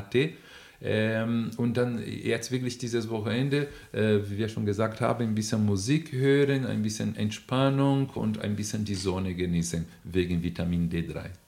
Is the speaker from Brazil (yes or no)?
yes; Brazil; accent: Brazilian; German is a second language; moved away; ich bin Brasilianer, man merkt sofort meinen Akzent